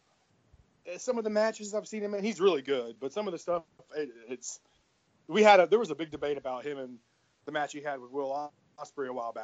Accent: Memphis, Tennessee, United States; I'm from Memphis too

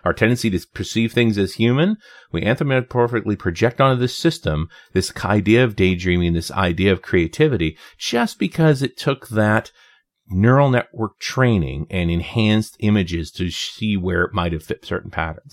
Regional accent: Canada; as a Canadian

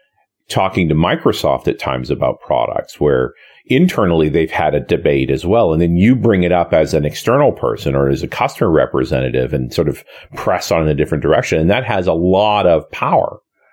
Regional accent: Canada; And I'm a Canadian.

